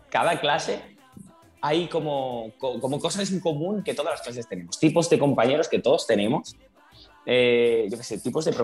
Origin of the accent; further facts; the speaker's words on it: Valencian Community, Spain; que soy valenciano